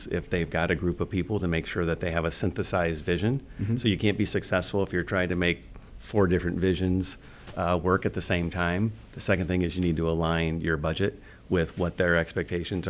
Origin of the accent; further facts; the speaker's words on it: Fairfax, United States; I grew up in Fairfax, and my father worked at the bank there for well over a decade